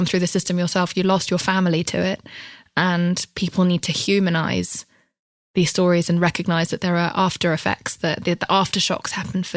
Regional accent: United Kingdom; I come from Britain

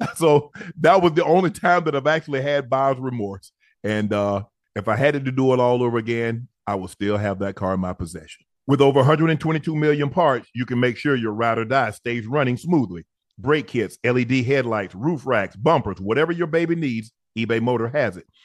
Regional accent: the rural South, United States; I was born in the South. I was born rural South

